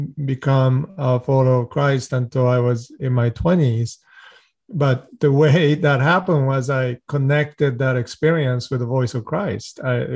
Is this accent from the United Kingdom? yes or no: no; Japan; also born or lived in Sweden; now in United States; I grew up non-religious. My father is a well-known research scientist. My mother was an educator. I was born in the United States, then spent some time in Sweden, and then Japan, and then back to U.S.